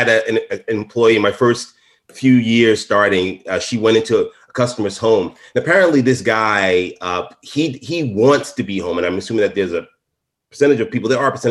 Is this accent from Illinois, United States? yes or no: no; New York City, New York, United States; I am truly from Brooklyn